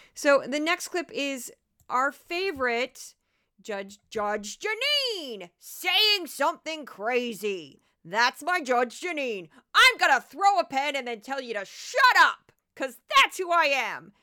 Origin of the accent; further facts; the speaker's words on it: St. Louis, Missouri, United States; it's my hometown